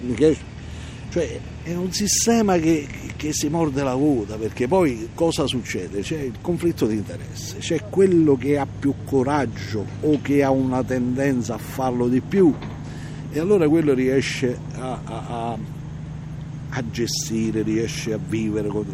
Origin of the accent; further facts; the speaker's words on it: Procida, Campania, Italy; now in Fiumicino, Italy; io sono originario di Procida, Napoli, isola di Procida